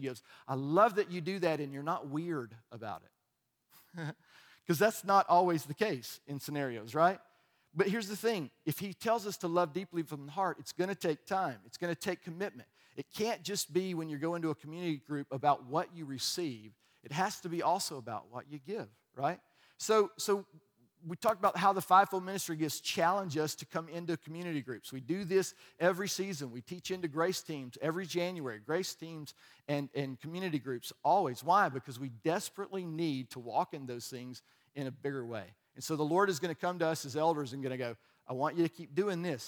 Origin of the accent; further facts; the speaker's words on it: Alabama, United States; I was from Alabama